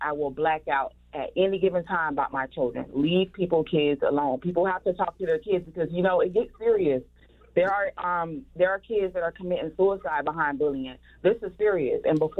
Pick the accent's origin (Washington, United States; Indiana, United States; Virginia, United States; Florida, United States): Florida, United States; Miami; I'm from Miami.